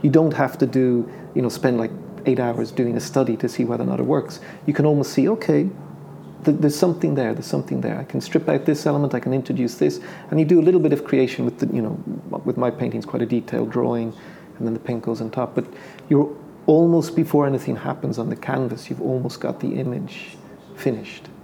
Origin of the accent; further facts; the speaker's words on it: Ireland; accent: Irish; also born or lived in United Kingdom; we moved off to the UK for three years, which was kind of like a, a formative period. Then went back to Ireland